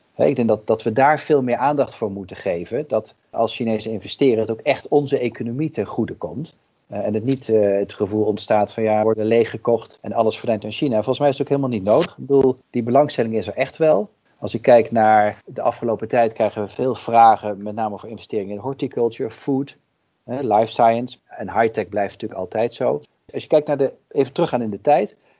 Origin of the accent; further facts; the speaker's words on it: Netherlands; wij ook als Nederlanders